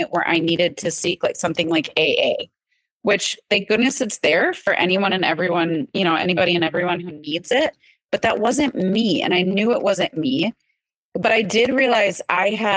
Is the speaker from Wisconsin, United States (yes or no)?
yes; Wisconsin, United States; growing up in Wisconsin